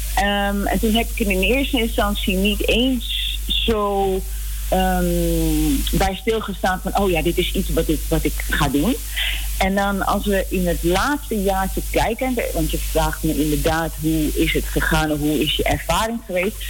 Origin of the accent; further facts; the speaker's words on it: Netherlands; also born or lived in Nickerie, Suriname / Amsterdam; ik ben in Nederland opgegroeid